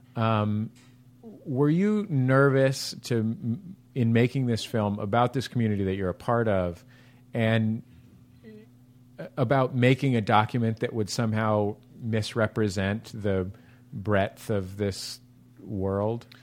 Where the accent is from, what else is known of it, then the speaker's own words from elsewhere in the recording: San Francisco, California, United States; now in Los Angeles, United States; I was born and raised in San Francisco